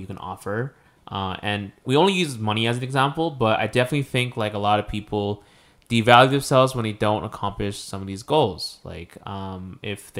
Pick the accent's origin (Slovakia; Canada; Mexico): Mexico; I'm not Filipino. I mentioned this before, like I'm Mexican.